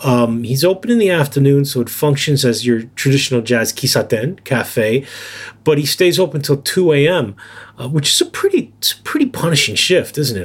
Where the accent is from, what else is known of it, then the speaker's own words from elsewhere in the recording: New York City, New York, United States; also born or lived in Yokohama, Japan; now in Japan; I grew up in New York City, which is obviously a very different environment